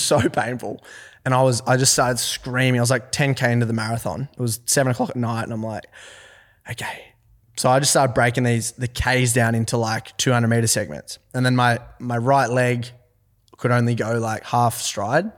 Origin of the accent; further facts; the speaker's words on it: Forbes, New South Wales, Australia; also born or lived in Orange, New South Wales; I'm from Forbes, New South Wales